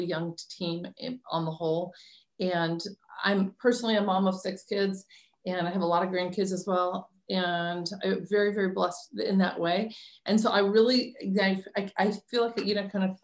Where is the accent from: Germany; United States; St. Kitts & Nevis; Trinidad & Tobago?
United States; California; moved away as an adult; now in Cleveland, United States; Me, I'm California. I'm from the West Coast